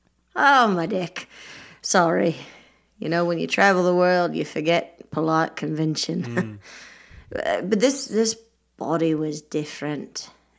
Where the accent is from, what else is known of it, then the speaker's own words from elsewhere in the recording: Australia; also born or lived in England, United Kingdom; I think it was clear the whole time. I'm from Australia.